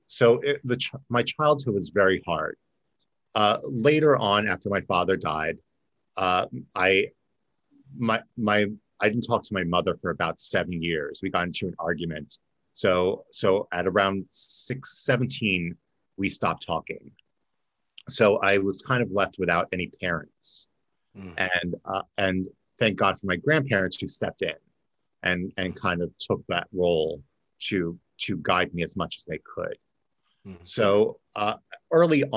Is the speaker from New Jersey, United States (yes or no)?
yes; New Jersey, United States; now in Florida, United States; I originally grew up in Jersey, South Jersey by Philly.